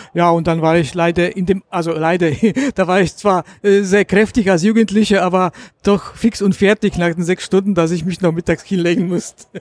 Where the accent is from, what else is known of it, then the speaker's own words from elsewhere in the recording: Gliwice, Silesian Voivodeship, Poland; moved away as an adult; now in Germany; ich komme äh, aus Oberschlesien, aus der Gegend Gleiwitz